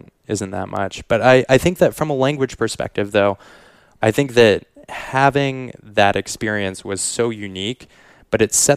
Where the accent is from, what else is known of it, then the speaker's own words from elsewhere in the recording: Quebec, Canada; I was growing up in Quebec